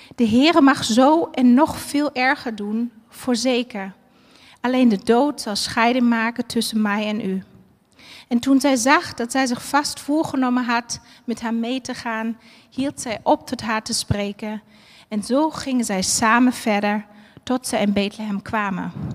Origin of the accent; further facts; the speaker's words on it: Berlin, Germany; moved away; Ik ben eh, geboren en opgegroeid in Berlijn